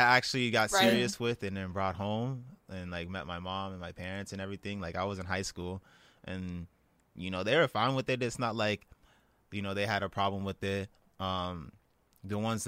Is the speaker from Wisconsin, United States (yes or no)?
no; Calabasas, California, United States; also born or lived in Inglewood, California; I moved to the Valley when I was like 8, and I moved to Calabasas